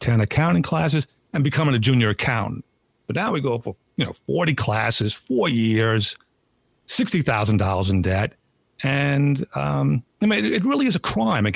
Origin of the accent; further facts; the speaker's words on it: Long Island, New York, United States; I grew up on Long Island. The town I grew up